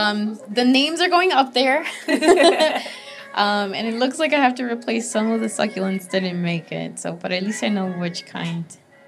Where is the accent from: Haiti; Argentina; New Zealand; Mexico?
Mexico; Guanajuato; now in United States; But these are from my hometown in Mexico, from Guanajuato.